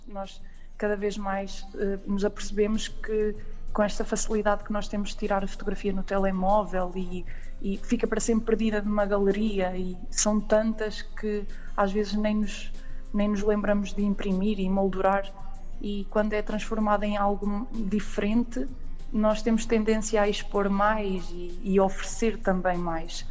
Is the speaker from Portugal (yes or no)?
yes; Aveiro, Centro, Portugal; eu sou daqui, já agora, sou da, da zona da Aveiro, do centro